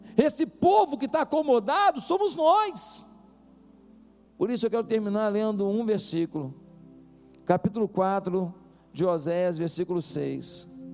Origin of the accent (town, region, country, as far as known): Brazil